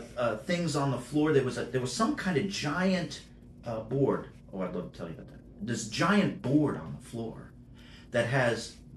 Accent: New York, United States; born there; I had been to LA, I'd been to New York, a little overwhelmed by both, even though I was born in New York.

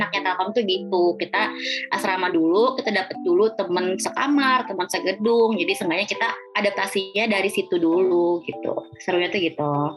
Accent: Sumatra, Indonesia; moved away as an adult; now in Bandung, Indonesia; aku dari Sumatera

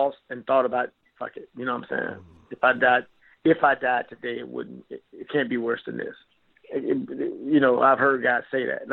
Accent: Florida, United States

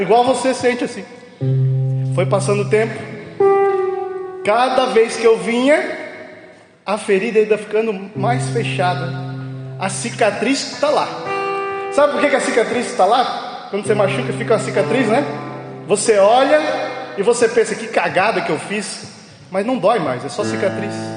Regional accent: Barra Velha, Santa Catarina, Brazil; sou lá de Barra Velha

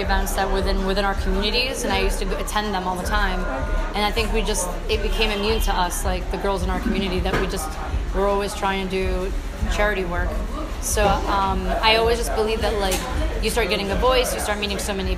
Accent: New Jersey, United States; I came from New Jersey and I was raised very sheltered

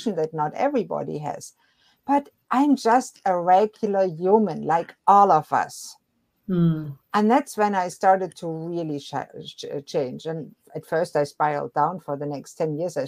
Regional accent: Germany; moved away; I was born and raised in Germany

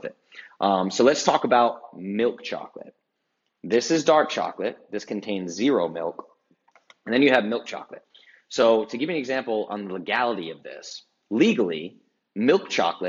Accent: Rhode Island, United States; where I grew up in Rhode Island

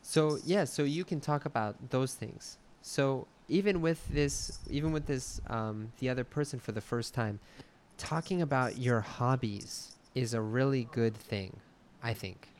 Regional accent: United States; moved away; 僕 は そ の ま あ、 ア メ リ カ 出 身

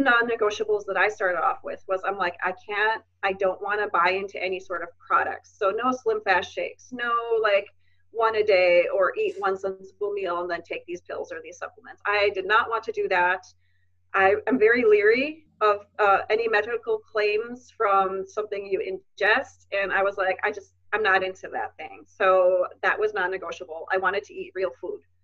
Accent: Wisconsin, United States; moved away as an adult; also born or lived in Minnesota; I'm from Wisconsin, but I moved to Minnesota for college.

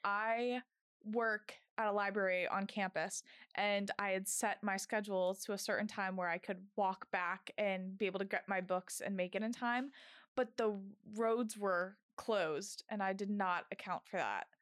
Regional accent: Orlando, Florida, United States; moved away as an adult; now in Boston, United States; I'm from Orlando, Florida, but my family is originally from Boston

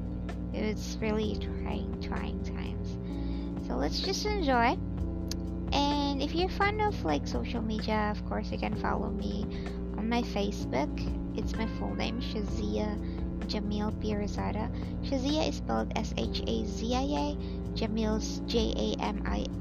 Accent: Philippines; I am a Filipino

